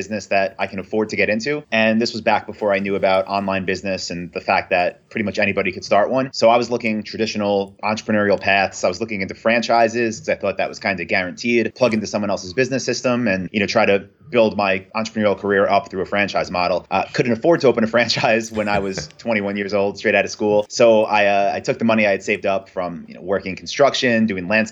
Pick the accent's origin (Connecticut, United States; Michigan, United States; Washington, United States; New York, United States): New York, United States; Long Island; moved away as an adult; also born or lived in Ho Chi Minh City, Vietnam / Thailand / South America; I'm from New York. I'm from Long Island, but Manhattan is that's my place.